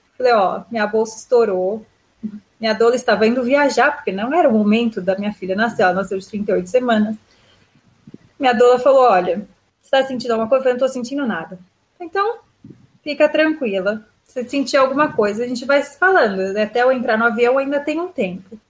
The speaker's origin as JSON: {"language": "Portuguese", "country": "Brazil", "moved": "yes", "lives_now": "Israel", "said": "Eu tô acostumada com tratamento particular do Brasil"}